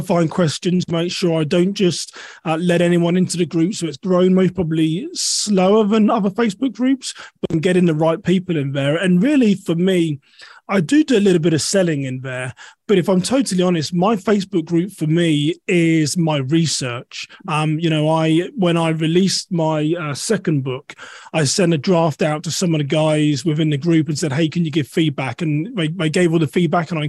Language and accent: English; United Kingdom; moved away as an adult; now in United States; I'm originally from a town west of London. I've lived in the US for 11 years now